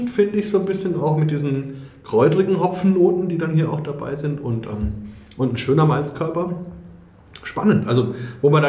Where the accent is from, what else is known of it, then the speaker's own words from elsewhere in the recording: Bavaria, Germany; da bin ich als Franke wieder voll dabei.